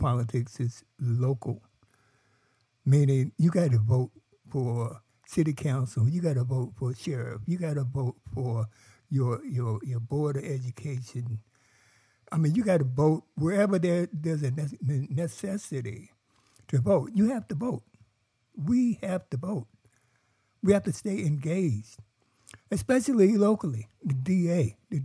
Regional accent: North Carolina, United States; I come from North Carolina

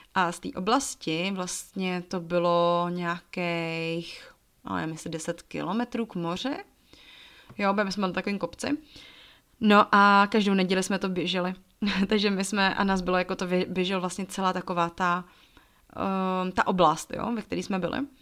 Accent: Czechia; moved away as an adult; also born or lived in Togo; já se furt považuji za Češku, která do Afriky jela

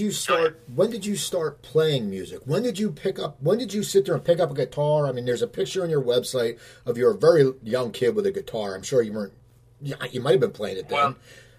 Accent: Cherry Hill, New Jersey, United States; because I was from, I'm from Cherry Hill, New Jersey, and I went to Stockton State, which is in South Jersey.

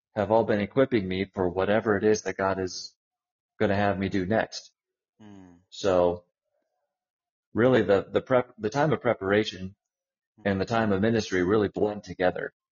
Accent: United States; growing up in the United States

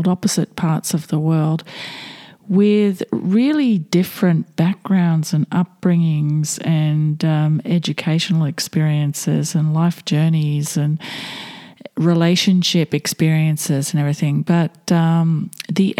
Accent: Australia; I'm Australian

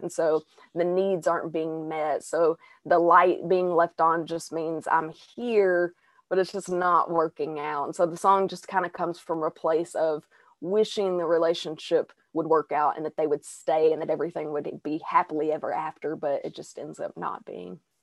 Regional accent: Arkansas, United States; accent: Southern twang; born and raised in Arkansas.

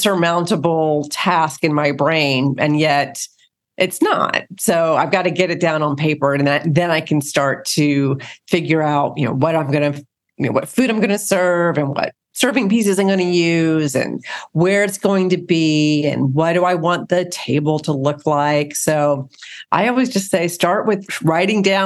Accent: the South, United States; I'm from the South

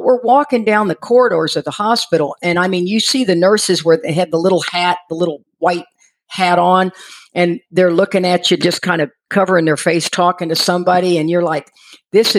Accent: Houston, Texas, United States; also born or lived in Freeport, Texas; I grew up in Houston and down in Freeport, Texas, down by the coast, Surfside, San Luis Pass, that area.

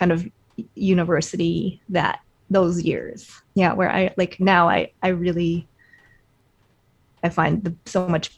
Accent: Canada; I am Chinese Canadian. I was born here.

